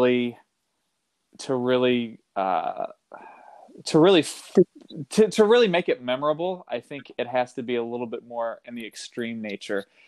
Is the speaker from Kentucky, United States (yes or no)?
yes; Kentucky, United States; now in California, United States; I grew up in Kentucky, and wasn't really introduced to the outdoors until I moved to California around 2007